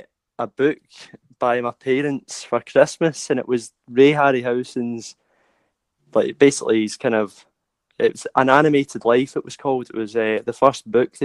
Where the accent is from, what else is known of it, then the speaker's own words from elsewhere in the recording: Glasgow, Scotland, United Kingdom; I'm from Glasgow in Scotland